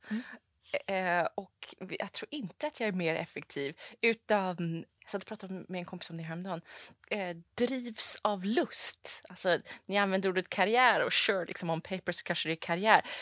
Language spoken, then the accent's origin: Swedish; London, United Kingdom; born there; also born or lived in Saudi Arabia; Jag är då född i London och bodde som sagt i, i Saudi som barn.